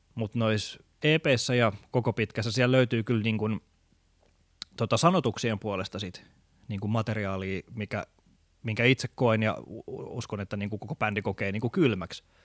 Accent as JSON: {"language": "Finnish", "town": "Tampere", "region": "Pirkanmaa", "country": "Finland", "tie": "born or raised there", "moved": "yes", "said": "mä oon kotoisin Tampereelta"}